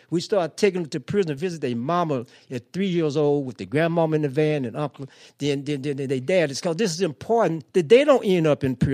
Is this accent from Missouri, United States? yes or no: yes; St. Louis, Missouri, United States; also born or lived in Cairo, Illinois; coming from the South, growing up in Pruitt-Igoe housing project.